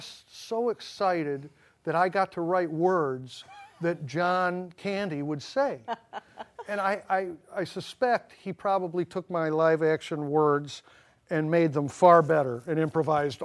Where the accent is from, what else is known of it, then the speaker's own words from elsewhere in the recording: Cleveland, Ohio, United States; moved away as an adult; also born or lived in Tennessee / Chicago, Illinois; now in Santa Monica, United States; I grew up in Cleveland, Ohio